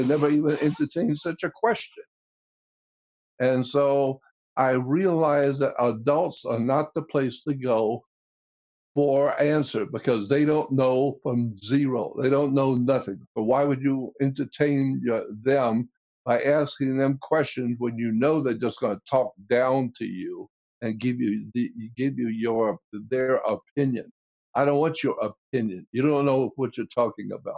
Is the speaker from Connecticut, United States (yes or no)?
no; Pensacola, Florida, United States; We had a ghoul come into our town in Pensacola